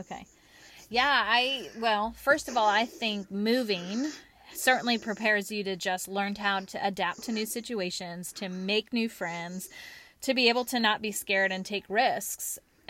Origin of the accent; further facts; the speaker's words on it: Kansas, United States; born there; also born or lived in Washington / Texas / California / Connecticut; now in North Carolina, United States; Well, I was born in Kansas, moved to Washington State, then to Texas, then to California, then to Connecticut, then to New York, then to North Carolina, then to South Carolina, and now we're back in North Carolina.